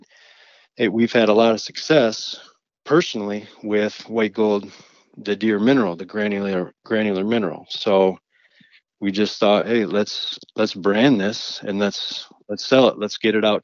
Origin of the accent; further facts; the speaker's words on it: Clare, Michigan, United States; in my hometown, born and raised in Clare, Michigan